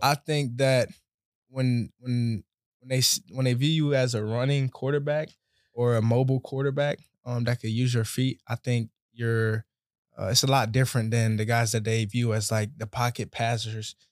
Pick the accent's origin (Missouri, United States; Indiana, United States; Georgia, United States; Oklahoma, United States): Georgia, United States; Atlanta; also born or lived in Conyers, Georgia; Georgia, Atlanta